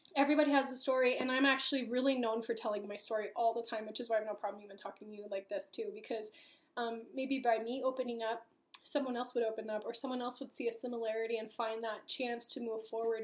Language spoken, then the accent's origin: English; Los Angeles, California, United States; moved away; also born or lived in Long Beach; I'm from Los Angeles